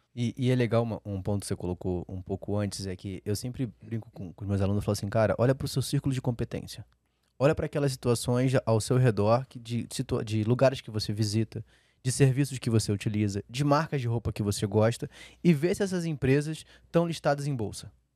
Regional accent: Rio de Janeiro, Brazil; moved away; eu sou carioca, né? Então a energia da minha casa era pela Light, né? quando eu uhum. morava no Rio

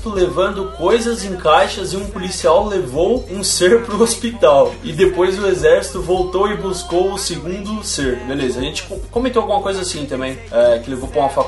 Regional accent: Minas Gerais, Brazil; ET de Varginha, para quem cresceu como eu na época, e eu sou de Minas Gerais, a história correu no estado inteiro antes de ver na TV.

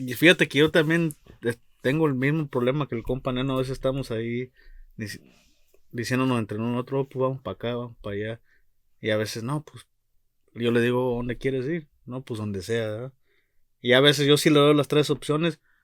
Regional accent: Mexico

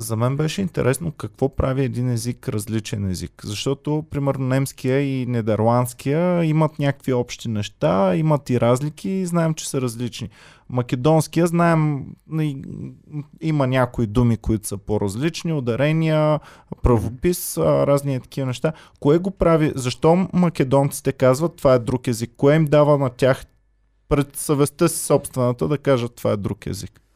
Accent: Bulgaria; also born or lived in Austria; мен защото съм българин

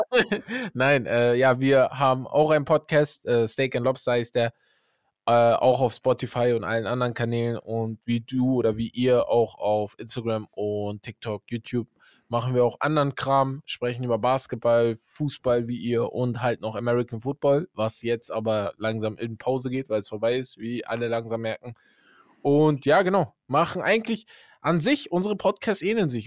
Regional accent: Hamburg, Germany; now in Siegerland, Germany; ich komme aus Hamburg

